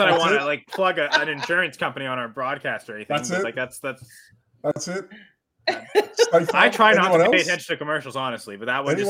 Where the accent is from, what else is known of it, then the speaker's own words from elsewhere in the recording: Canada; As a Canadian Thanksgiving, I will make this.